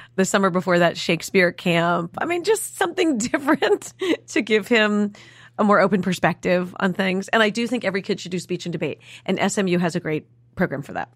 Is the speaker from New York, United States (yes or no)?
yes; New York City, New York, United States; we grew up in New York City.